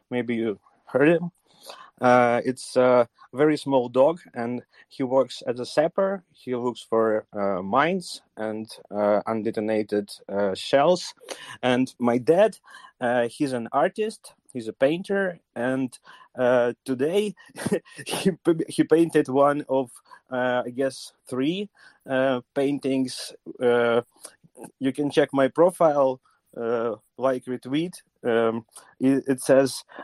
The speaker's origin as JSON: {"language": "English", "region": "Kyiv", "country": "Ukraine", "said": "I'm from Kiev"}